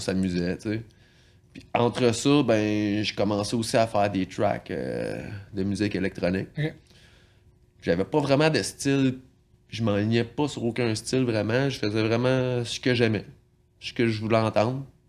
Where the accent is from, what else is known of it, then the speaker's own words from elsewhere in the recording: L'Île-Perrot, Quebec, Canada; je viens de, la région assez proche d'ici, à l'île Perrault